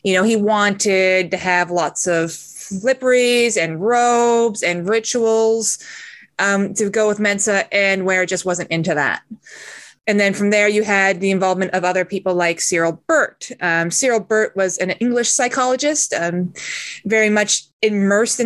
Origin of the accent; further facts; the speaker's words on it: Canada; as a Canadian